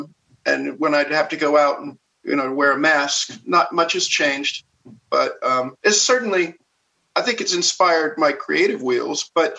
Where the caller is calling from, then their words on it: Burbank, California, United States; I'm in beautiful Burbank, California.